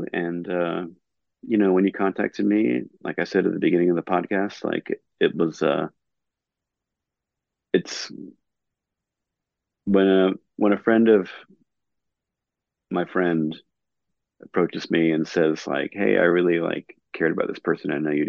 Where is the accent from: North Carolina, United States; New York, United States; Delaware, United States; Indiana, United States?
North Carolina, United States; Raleigh; also born or lived in New Jersey / California; Like, I was born in New Jersey, grew up in California, ended up growing up in Raleigh, like from about when we met in middle school.